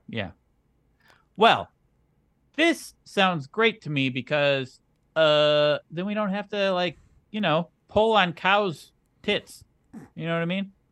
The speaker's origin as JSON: {"language": "English", "region": "Wisconsin", "country": "United States", "said": "I am from Wisconsin"}